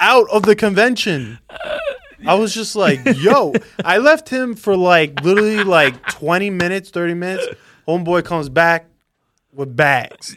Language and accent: English; New York, United States; I love being a New Yorker